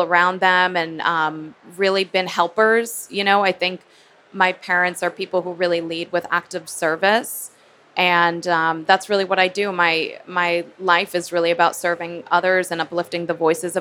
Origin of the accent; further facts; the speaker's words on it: Chicago, Illinois, United States; growing up in Chicago and in a really creative environment